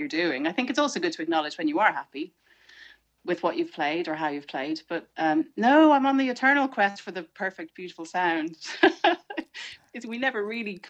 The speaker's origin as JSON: {"language": "English", "country": "Ireland", "said": "as an Irish person"}